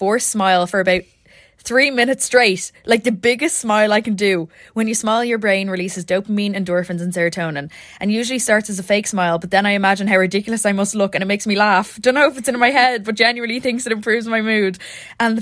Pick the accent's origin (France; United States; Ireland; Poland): Ireland; as Irish people